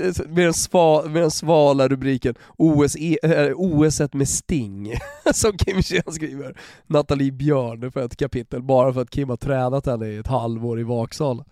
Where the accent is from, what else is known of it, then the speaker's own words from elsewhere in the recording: Sweden; Som svensk